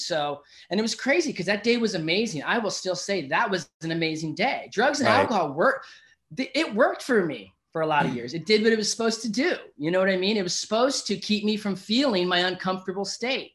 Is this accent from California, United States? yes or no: yes; Encinitas, California, United States; I grew up in Encinitas, you know that, here in SoCal